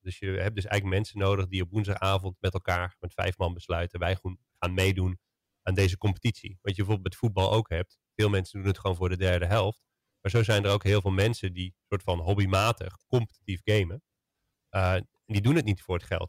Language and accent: Dutch; Netherlands; als Nederlanders